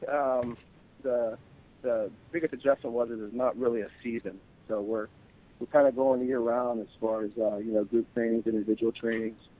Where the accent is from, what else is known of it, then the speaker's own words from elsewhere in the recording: Western Pennsylvania, United States; growing up in West in Pennsylvania